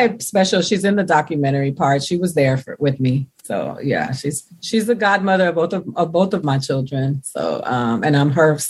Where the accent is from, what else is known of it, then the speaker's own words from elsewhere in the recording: Miami, Florida, United States; moved away; also born or lived in New York; I grew up in Miami primarily. I lived in New York, but now I go to New York. New York is home for me too